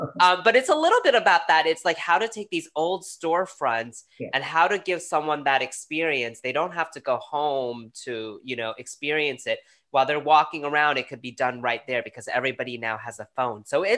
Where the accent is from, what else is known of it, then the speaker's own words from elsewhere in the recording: New York, United States; now in Fredericksburg, United States; being a New Yorker coming down here